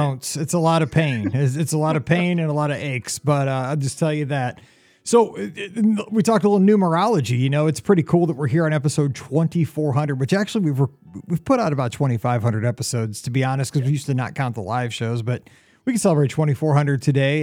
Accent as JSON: {"language": "English", "region": "Missouri", "country": "United States", "said": "I'm from Missouri"}